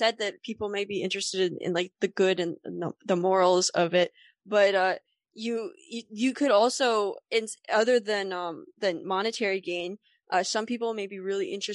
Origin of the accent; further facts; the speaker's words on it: United States; I'm American